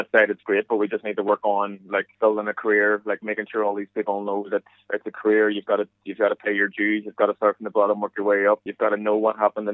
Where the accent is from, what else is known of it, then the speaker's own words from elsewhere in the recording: Ireland; accent: Irish; moved away as an adult; now in United States; as you can tell through my accent, it hasn't changed much